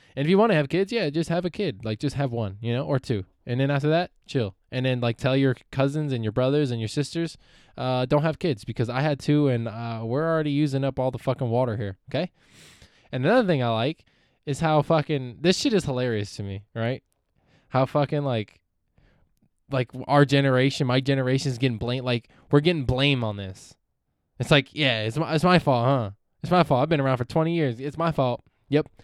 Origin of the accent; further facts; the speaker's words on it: Palmdale, California, United States; also born or lived in San Francisco Bay Area; I'm from Palmdale, California.